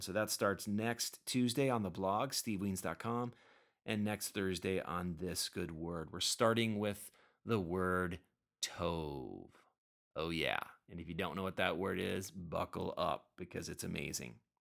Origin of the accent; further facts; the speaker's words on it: Minnesota, United States; shout-outs to the fine folks in Minnesota. You guys are my peeps, my hometown crowd